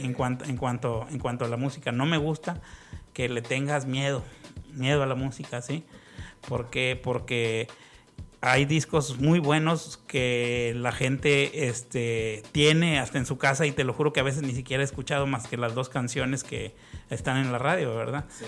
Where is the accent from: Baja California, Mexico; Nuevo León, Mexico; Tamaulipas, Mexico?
Tamaulipas, Mexico; Ciudad Victoria; moved away; also born or lived in Mexico City; nací en México, en, el DF, pero pues casi toda mi infancia y mi adolescencia estuve en, Tamaulipas. Entonces realmente es un pueblo, Ciudad Victoria.